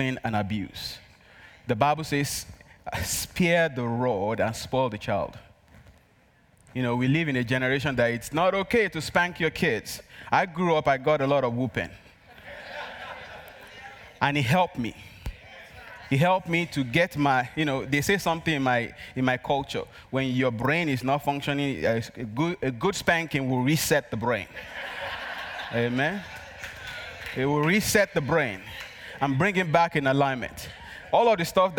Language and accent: English; Nigeria; accent: Nigerian; English is a second language; moved away; my Nigerian accent